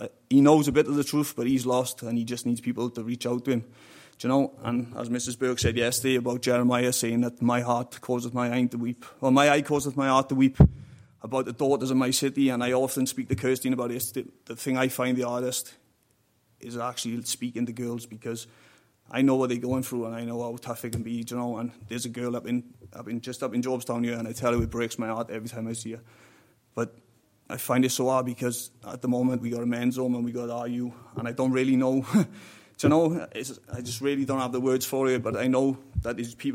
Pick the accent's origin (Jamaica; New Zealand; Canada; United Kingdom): United Kingdom; South Wales Valleys; moved away as an adult; now in Ireland; I'm from the South Wales Valleys